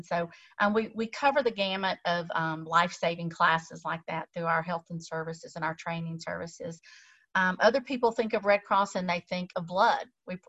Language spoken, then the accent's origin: English; Tallahassee, Florida, United States; moved away as an adult; also born or lived in Texas; So born and raised in Tallahassee. I graduated from North Florida Christian back in many moons ago and went to Baylor, which is way far away. And it took me 39 years to get back home